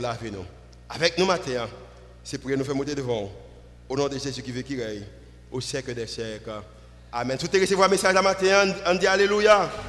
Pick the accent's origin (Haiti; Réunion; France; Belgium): Haiti; nous venons d'Haïti